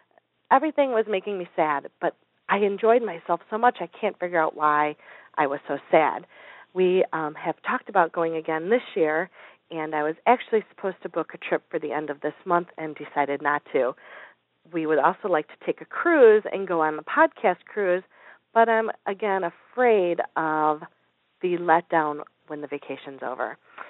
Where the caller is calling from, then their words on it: Chicago, Illinois, United States; I'm calling from the Chicagoland area where it's very cold.